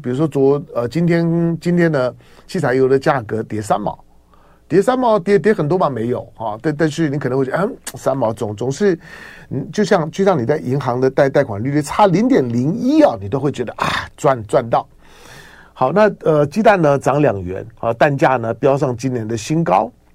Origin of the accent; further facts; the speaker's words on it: beside the Linkou golf course, New Taipei, Taiwan; 我小时候呢， 小时候在， 在高尔夫球场边长大哈， 就是以前台湾很厉害的那个高尔夫球的选手， 陈， 陈， 陈志忠， 陈志明兄弟， 是我外婆家的邻居啊，中， 中间就隔， 隔， 隔着， 隔着一片的茶园